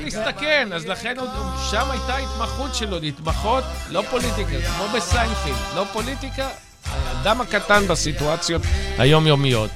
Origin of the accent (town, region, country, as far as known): Ramat Gan, Tel Aviv District, Israel; born or raised there; also born or lived in Germany